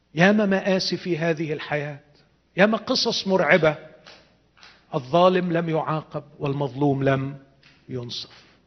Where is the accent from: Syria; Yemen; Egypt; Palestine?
Egypt; عندنا في مصر